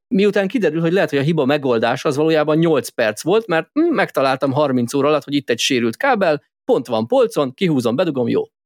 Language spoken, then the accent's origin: Hungarian; Hungary; magyarok vagyunk